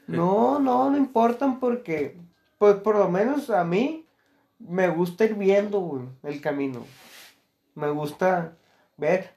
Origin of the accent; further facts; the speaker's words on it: Mexico; also born or lived in Culiacán, Sinaloa; los millones que somos de mexicanos